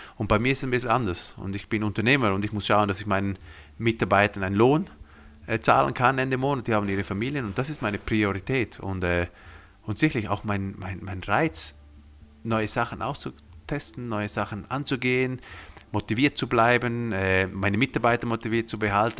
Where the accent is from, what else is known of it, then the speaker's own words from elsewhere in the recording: Graubünden, Switzerland; first language Romansh; German is a second language; ich bin hier aufgewachsen in den Bündner Bergen